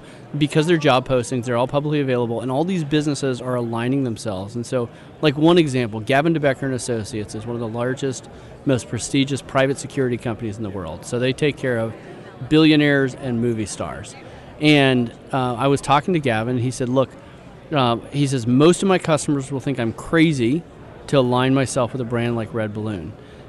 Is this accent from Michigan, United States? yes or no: no; Silicon Valley, California, United States; moved away; also born or lived in Idaho; I grew up in Silicon Valley